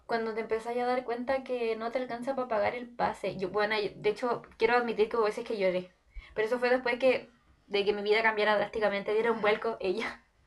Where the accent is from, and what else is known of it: Iquique, Tarapacá, Chile; born or raised there; now in Santiago, Chile